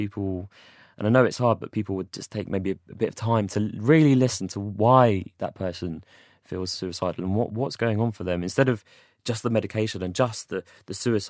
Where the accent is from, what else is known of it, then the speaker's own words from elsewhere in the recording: Watford, East of England, United Kingdom; born there; I don't know, I was born in Watford. I was actually born in Watford.